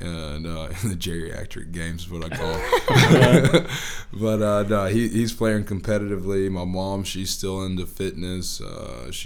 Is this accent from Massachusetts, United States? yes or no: no; Birmingham, Alabama, United States; I'm from Birmingham. Went to Homewood High School, Homewood School System product